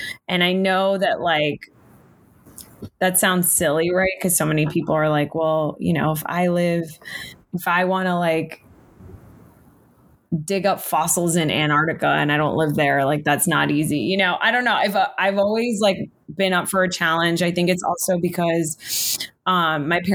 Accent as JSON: {"language": "English", "region": "South Florida", "country": "United States", "moved": "yes", "lives_now": "Los Angeles, United States", "said": "I'm from South Florida."}